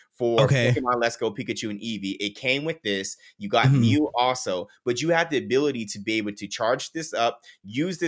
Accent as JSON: {"language": "English", "town": "Las Vegas", "region": "Nevada", "country": "United States", "tie": "born or raised there", "said": "I'm born and raised in Las Vegas. I've been here for majority of my life"}